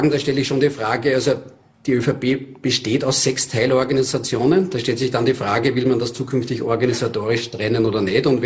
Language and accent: German; Lower Austria, Austria; Ich erlebe das in Niederösterreich, ich selber bin Niederösterreicher.